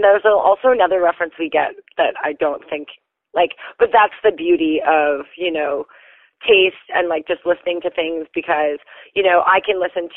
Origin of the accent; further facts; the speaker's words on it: North Vancouver, British Columbia, Canada; also born or lived in Netherlands; Born in North Van, and I grew up there